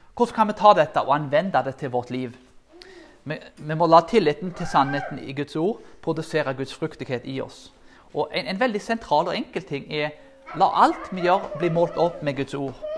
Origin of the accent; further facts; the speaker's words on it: Karmøy, Rogaland, Norway; der jeg kommer fra